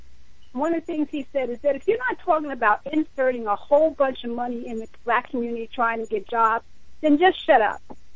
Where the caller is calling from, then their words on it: New Jersey, United States; I'm in New Jersey, and of course, Camden is way, way far from me, but it is in my home state.